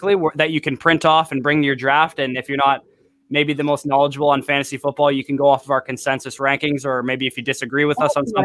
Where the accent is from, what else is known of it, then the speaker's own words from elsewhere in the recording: Canada; I'm Canadian too